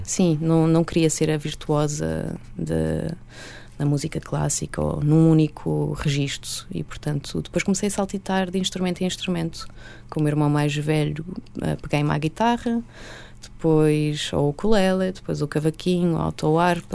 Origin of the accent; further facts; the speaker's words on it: Portugal; accent: European Portuguese; first language Portuguese; a minha língua mãe, que é o português de Portugal